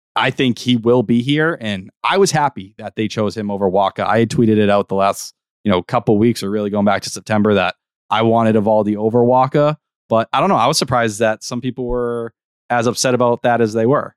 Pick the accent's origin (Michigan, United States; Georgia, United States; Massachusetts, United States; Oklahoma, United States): Massachusetts, United States; Brockton; I'm a boy from Brockton